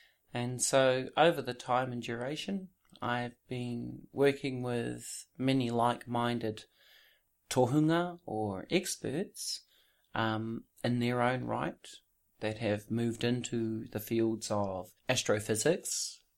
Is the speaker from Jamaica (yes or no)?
no; Wellington, New Zealand; walking about in my hometown in Aotearoa, New Zealand, down in the city, the capital city of Wellington